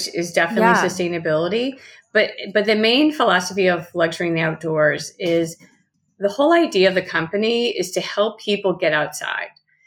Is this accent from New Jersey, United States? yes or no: no; New Orleans, Louisiana, United States; moved away as an adult; also born or lived in Boulder, Colorado; now in Los Angeles, United States; moved back home to New Orleans